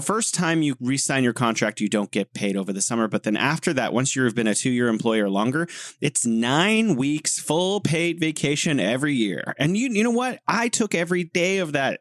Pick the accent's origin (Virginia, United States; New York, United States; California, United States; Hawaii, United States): California, United States; now in Beijing, China; I'm originally from sunny California, the Golden State, living here in beautiful Beijing City of Museums